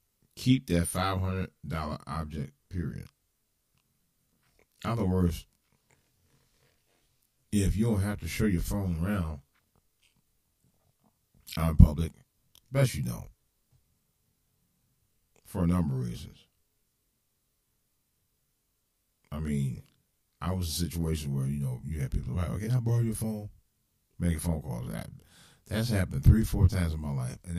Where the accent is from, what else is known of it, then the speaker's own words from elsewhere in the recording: Cleveland, Ohio, United States; this is for my hometown. You never know in the streets of Cleveland